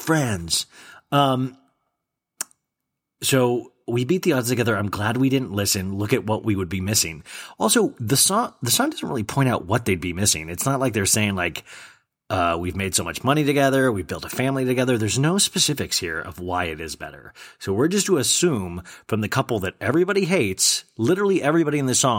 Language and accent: English; Kansas, United States; accent: twang; I have a weird twang because I grew up in Kansas and I say certain words weird.